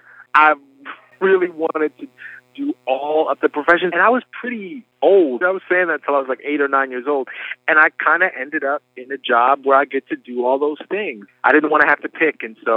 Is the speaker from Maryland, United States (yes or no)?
no; Philadelphia, Pennsylvania, United States; also born or lived in Flushing, Queens, New York City; And then we moved to Philadelphia when I was pretty young. I was 7 years old when we moved to Philly. So I grew up in Philly, just 2 hours away.